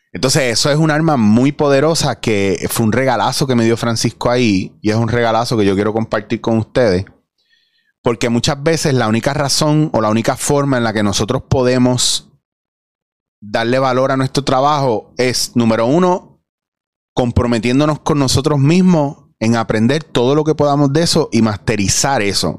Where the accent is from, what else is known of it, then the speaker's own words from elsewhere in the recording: Puerto Rico; somos los puertorriqueños